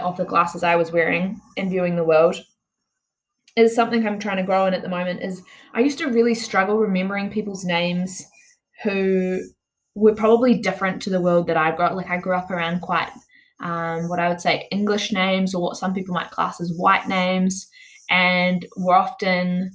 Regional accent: New Zealand; I'm from Aotearoa, New Zealand

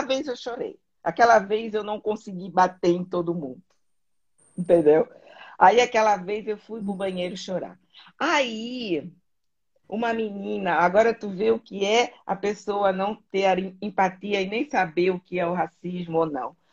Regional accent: Florianópolis, Santa Catarina, Brazil; now in Germany; eu nasci na ilha que eu, eu, considero a ilha mais bonita do Brasil que é a Florianópolis

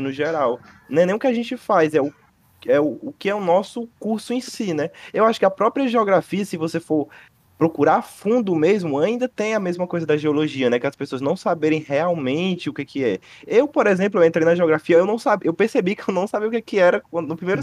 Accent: Fortaleza, Ceará, Brazil; Nasci aqui, né, em Fortaleza

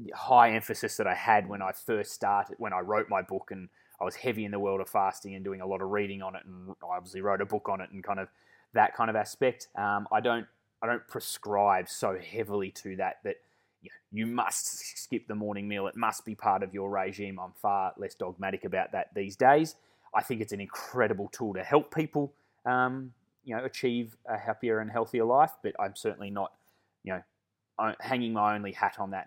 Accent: Melbourne, Victoria, Australia; moved away as an adult; now in Perth, Australia; I'm born and bred Melbourne. I've never lived anywhere else.

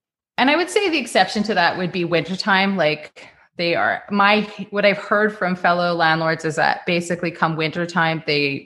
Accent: Regina, Saskatchewan, Canada; I grew up in Regina. I was born and raised there.

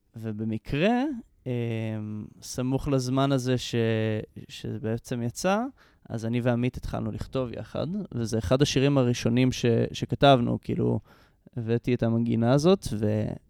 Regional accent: Jerusalem, Jerusalem District, Israel; אני כאן מירושלים, בן 26, עוד שבועיים, ואני למדתי כאן בירושלים

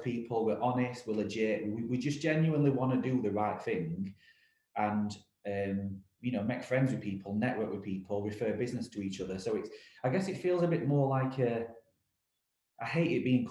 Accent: Rotherham, Yorkshire and the Humber, United Kingdom; We're an independent recruitment business based in Rotherham, my hometown

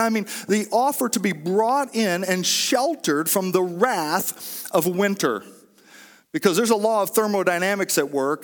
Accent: Oklahoma, United States; now in Homer, United States; I grew up in Oklahoma, which is a landlocked state and a great place to be from

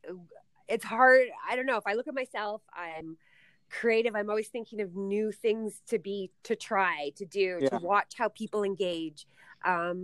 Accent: Ottawa, Ontario, Canada; moved away; I'm from Ottawa, moved out here with a company that was servicing to oil and gas

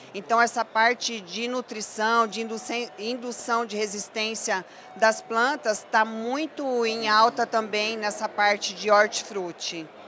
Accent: Cornélio Procópio, Paraná, Brazil; moved away as an adult; also born or lived in Ubiratã, Paraná / Mato Grosso; now in São Paulo, Brazil; Sou natural do Paraná, mas eu fiz a minha carreira profissional praticamente toda no Mato Grosso

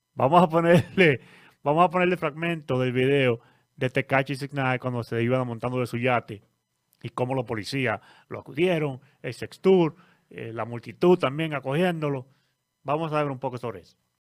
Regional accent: Dominican Republic; nosotros mismos como dominicanos

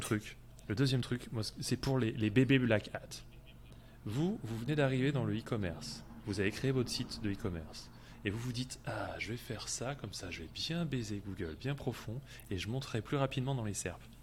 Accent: France; je suis français et ça s'entend peut-être un peu aussi

